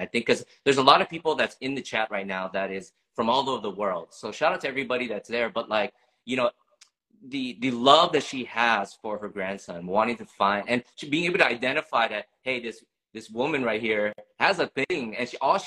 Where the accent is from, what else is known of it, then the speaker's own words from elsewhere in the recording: United States; born and raised in America